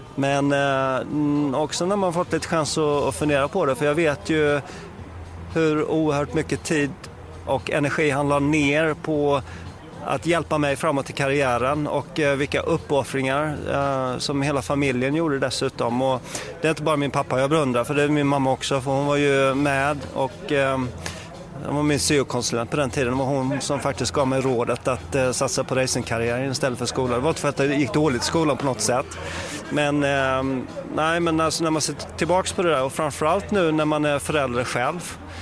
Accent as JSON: {"language": "Swedish", "country": "Sweden", "said": "som svensk"}